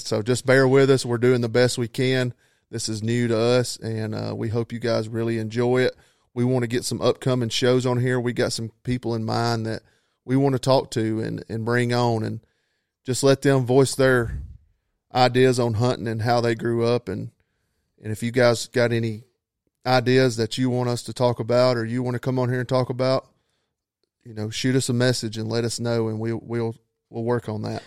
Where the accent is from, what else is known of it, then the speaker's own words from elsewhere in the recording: North Georgia, United States; I'm from North Georgia, uh, born and raised